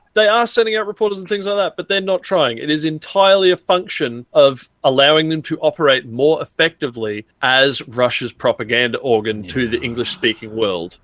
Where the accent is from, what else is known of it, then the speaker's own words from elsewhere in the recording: Australia; as an Australian